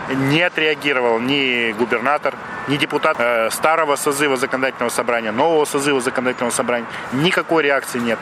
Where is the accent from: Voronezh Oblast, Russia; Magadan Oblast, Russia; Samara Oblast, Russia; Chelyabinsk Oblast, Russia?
Chelyabinsk Oblast, Russia; Chelyabinsk; мы челябинцы, мы коренные жители этого города.